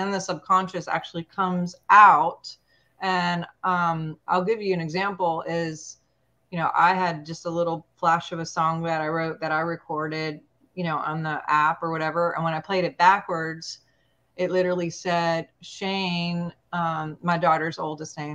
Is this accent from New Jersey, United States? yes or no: no; Montana, United States; moved away; Montana is my home state